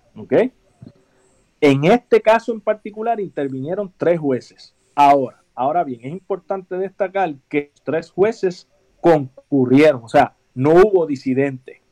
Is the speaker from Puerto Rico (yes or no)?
yes; Puerto Rico; los puertorriqueños somos hispanos